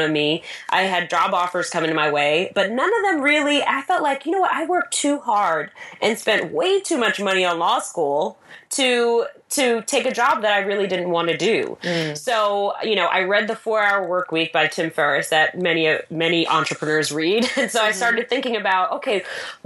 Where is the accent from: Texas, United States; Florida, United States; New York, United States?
New York, United States; I am a New Yorker, a mom, a wife